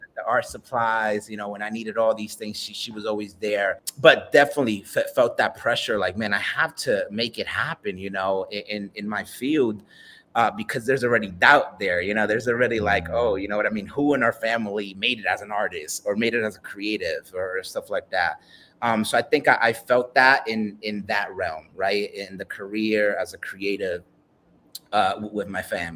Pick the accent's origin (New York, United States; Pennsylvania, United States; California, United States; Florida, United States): New York, United States; New York City; I'm a Dominican kid from the BX